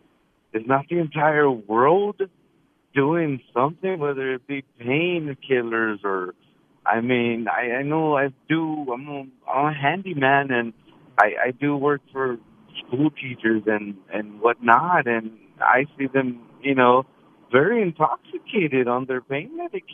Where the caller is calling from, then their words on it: Galena Park, Texas, United States; I'm in Galena Park, Texas.